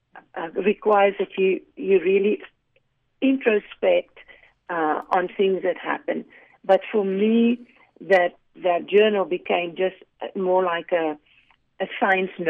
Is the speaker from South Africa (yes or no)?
yes; South Africa; now in United States; I grew up in South Africa